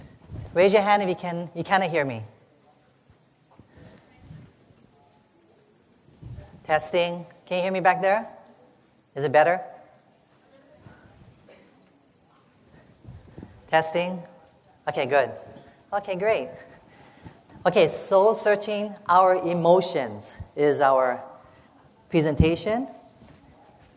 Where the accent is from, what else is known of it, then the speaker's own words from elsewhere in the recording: Hawaii, United States; I'm from Hawaii